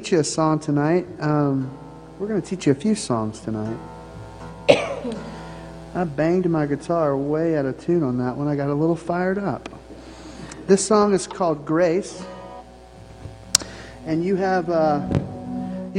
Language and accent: English; the South, United States; I'm from the South.